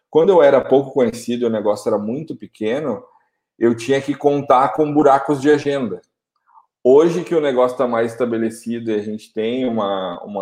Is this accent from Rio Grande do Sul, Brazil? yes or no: yes; Porto Alegre, Rio Grande do Sul, Brazil; born there; eu, eu nasci aqui em Porto